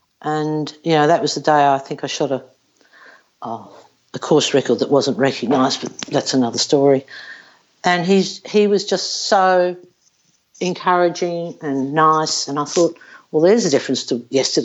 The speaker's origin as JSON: {"language": "English", "town": "Melbourne", "region": "Victoria", "country": "Australia", "tie": "born or raised there", "said": "I'm from Melbourne."}